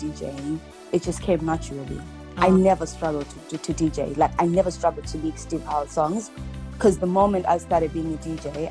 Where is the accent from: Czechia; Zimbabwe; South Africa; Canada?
Zimbabwe; Bulawayo; also born or lived in Leicester, United Kingdom; now in Milton Keynes, United Kingdom; I'm from Bulawayo in Zimbabwe